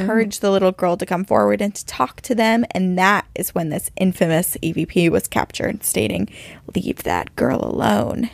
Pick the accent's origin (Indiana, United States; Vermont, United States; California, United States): Vermont, United States; Burlington; I'm from Burlington, Vermont